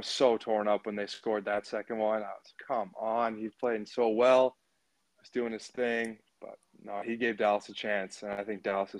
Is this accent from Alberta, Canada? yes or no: yes; Edmonton, Alberta, Canada; Yeah, I'm from Edmonton. Grew up here my whole life. Went to school in Edmonton. So, yeah, oil country till I die.